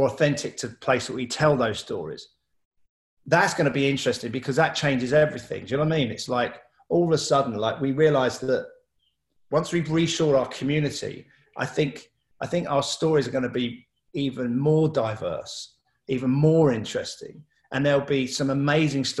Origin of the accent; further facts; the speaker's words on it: London, United Kingdom; I grew up in Southeast London, very diverse.